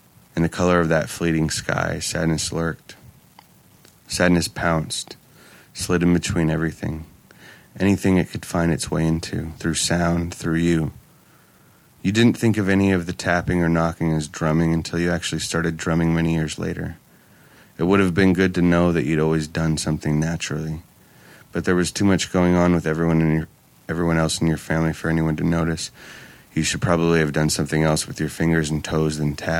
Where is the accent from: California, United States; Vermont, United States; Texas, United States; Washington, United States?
California, United States; Oakland; I grew up in Oakland